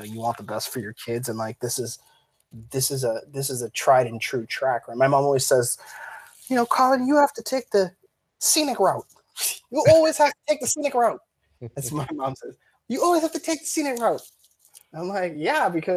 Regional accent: Canada

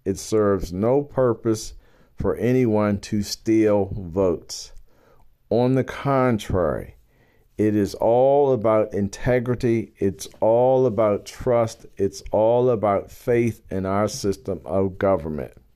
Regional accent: Baltimore, Maryland, United States; I am a black man born and bred in Baltimore, Maryland.

